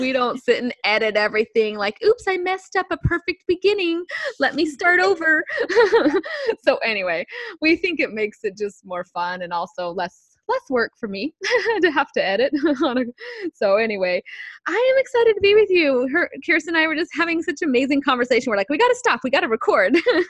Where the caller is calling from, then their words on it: San Diego, California, United States; calling in here with you on the phone from San Diego, California